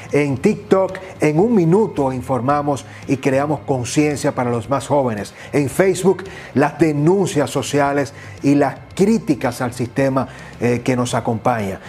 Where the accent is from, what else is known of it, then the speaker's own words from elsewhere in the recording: Dominican Republic; estaremos como dominicanos